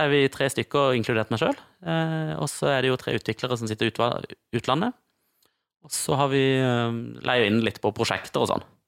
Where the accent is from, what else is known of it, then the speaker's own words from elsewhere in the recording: Kristiansand, Agder, Norway; Markens, der jeg kommer fra